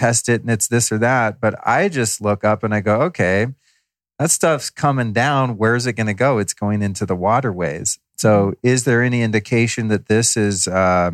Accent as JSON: {"language": "English", "country": "United States", "tie": "born or raised there", "also_born_or_lived": "Colorado / California", "lives_now": "Los Angeles, United States", "said": "I grew up in Colorado and California."}